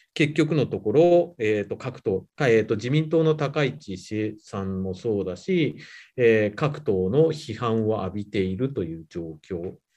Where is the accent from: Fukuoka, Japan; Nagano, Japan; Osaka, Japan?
Nagano, Japan; born or raised there; moved away as an adult; also born or lived in Kyoto / Nagoya